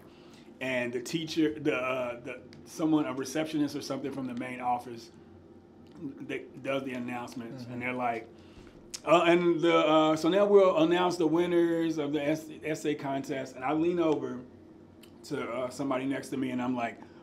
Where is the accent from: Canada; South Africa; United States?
United States; Madisonville, Kentucky; So I grew up in Western Kentucky, a small town called Madisonville.